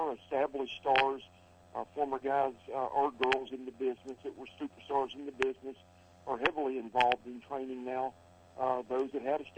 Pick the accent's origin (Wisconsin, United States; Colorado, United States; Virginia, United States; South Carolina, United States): South Carolina, United States; Columbia; my hometown of Columbia, South Carolina